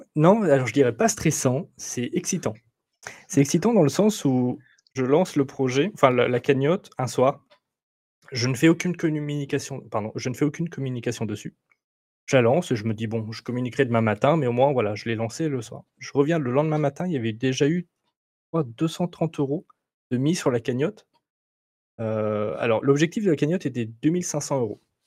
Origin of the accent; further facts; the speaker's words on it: Roanne, Auvergne-Rhône-Alpes, France; je suis d'Auvergne-Rhône-Alpes. Je ne suis pas lyonnais, je suis, je suis rouennais, de Rouen, voilà, dans la Loire. Donc, je suis fier d'être rouennais